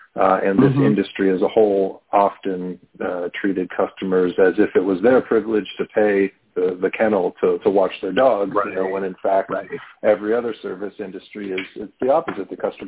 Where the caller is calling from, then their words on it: Pittsburgh, Pennsylvania, United States; Pittsburgh, Pennsylvania.